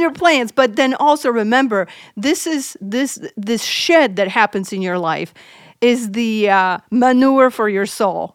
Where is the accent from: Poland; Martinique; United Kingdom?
Poland; moved away; I'm originally from Poland